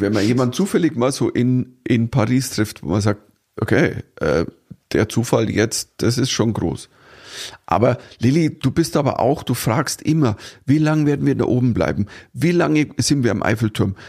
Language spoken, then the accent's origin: German; Germany; uns Deutschen